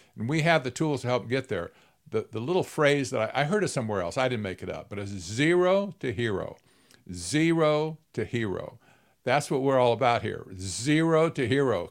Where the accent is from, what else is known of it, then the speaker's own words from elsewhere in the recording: Arizona, United States; I'm from Arizona, right? I, I live in the Phoenix area